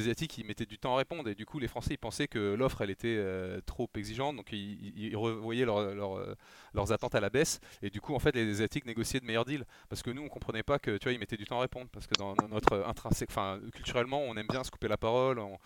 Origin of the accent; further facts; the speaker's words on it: France; nous en France